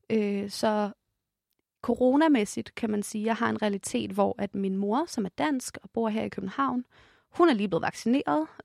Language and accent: Danish; Ethiopia; now in Denmark; Vi er i Danmark, en af de toprigeste lande i hele verden. Øhm, men personligt så kommer jeg jo faktisk også fra Etiopien, som er en af de fattigste lande i hele verden.